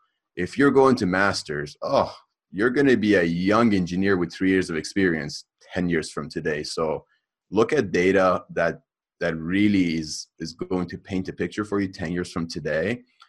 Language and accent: English; Los Angeles, California, United States; I like growing up in the Hollywood Hills.